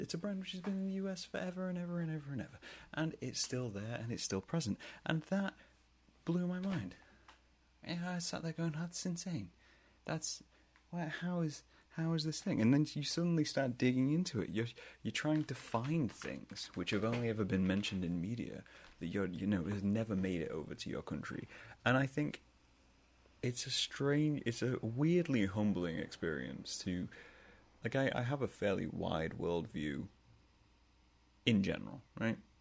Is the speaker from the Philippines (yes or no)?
no; England, United Kingdom; moved away as an adult; now in United States; I'm, I'm from England. I'm from the UK